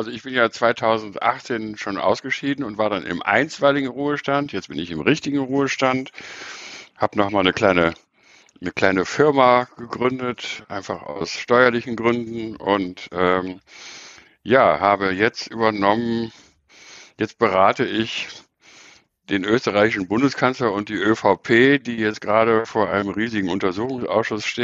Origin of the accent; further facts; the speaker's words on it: North Rhine-Westphalia, Germany; ich bin in, politisch in Köln sozialisiert. Ja, ich bin also im Rheinland aufgewachsen, kenne den rheinischen Klüngel